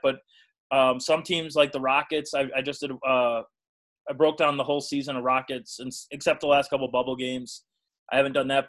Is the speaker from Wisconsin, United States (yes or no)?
yes; Burlington, Wisconsin, United States; I'm from Burlington, Wisconsin, which is uh, it's a town in southeast Wisconsin of about it's now about 12 12,000 people or so.